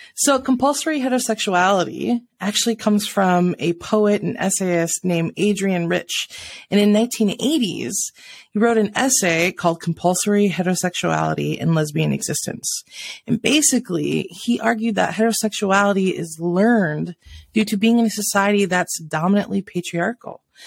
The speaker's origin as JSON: {"language": "English", "region": "South Dakota", "country": "United States", "tie": "born or raised there", "also_born_or_lived": "Washington", "moved": "yes", "said": "I grew up in South Dakota, spent half my life out in Washington, uh, and just came back a couple years ago"}